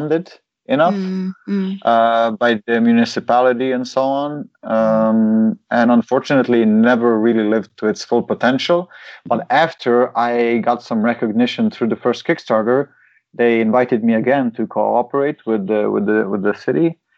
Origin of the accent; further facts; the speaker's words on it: Slovenia; My hometown used to be a partner of the capital of culture or something like that, which was Maribor, the second biggest city in Slovenia